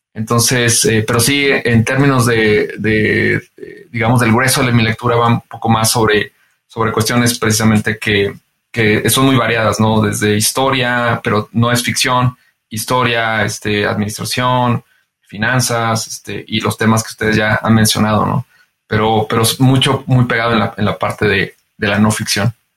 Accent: San Luis de la Paz, Guanajuato, Mexico; yo soy eh, de San Luis de la Paz, Guanajuato, y, pues en San Luis de la Paz, Guanajuato, no había estaciones de radio

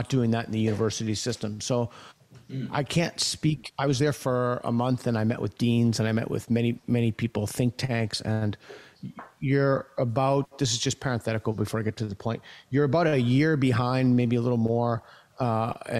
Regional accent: United States; I'm an American

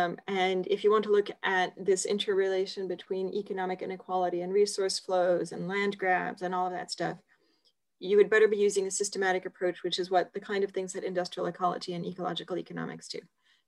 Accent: Geneva, Switzerland; I guess I'm Swiss, but my parents are American. But so I was born in Geneva, but of American parents, and that sort of partly explains moving around.

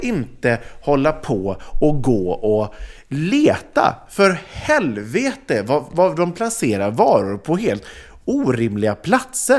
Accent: Sweden; oss som är svenskar

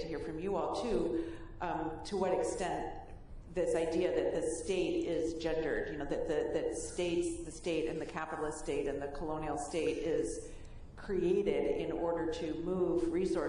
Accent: San Francisco Bay Area, California, United States; growing up in the San Francisco Bay Area with poverty around me

